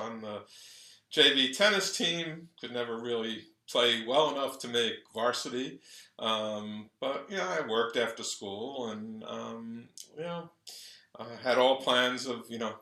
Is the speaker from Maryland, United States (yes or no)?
no; Long Island, New York, United States; moved away as an adult; also born or lived in Jamaica, Queens, New York / Seattle, Washington; now in South Florida, United States; So I was born in Jamaica, Queens. When I was about 4, we moved out to Commack, Long Island.